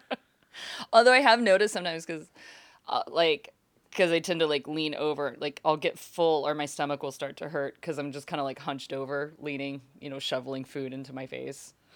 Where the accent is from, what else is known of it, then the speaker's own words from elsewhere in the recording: Fort Worth, Texas, United States; also born or lived in Austin, Texas; now in Los Angeles, United States; I am happy I grew up there